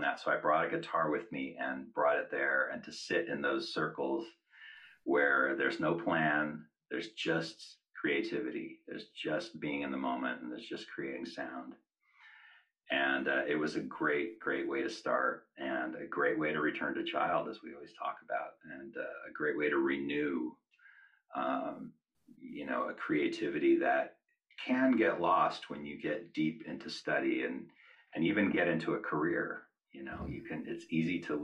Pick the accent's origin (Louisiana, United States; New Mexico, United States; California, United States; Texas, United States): California, United States; Monterey Peninsula; moved away as an adult; now in Los Angeles, United States; my hometown is Monterey Peninsula